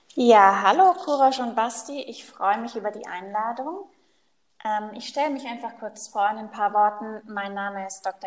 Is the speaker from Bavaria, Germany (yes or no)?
yes; Allgäu, Bavaria, Germany; moved away as an adult; also born or lived in Paris / Kempten; now in Munich, Germany; Ich komme gebürtig aus dem Allgäu, ist ganz im Süden von Deutschland.